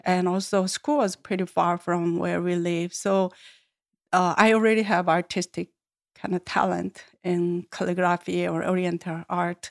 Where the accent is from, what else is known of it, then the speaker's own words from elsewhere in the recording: Seoul, South Korea; English is a second language; moved away; Born in Seoul, born and grown up and lived there all my life in city